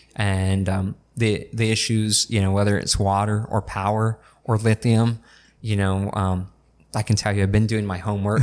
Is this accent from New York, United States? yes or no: no; El Centro, California, United States; also born or lived in Brawley; I grew up in North Al Centro, um, right behind Big Five until sixth grade